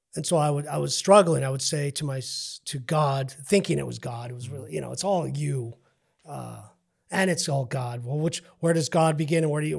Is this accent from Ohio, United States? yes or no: no; El Paso, Texas, United States; I'm from Northeast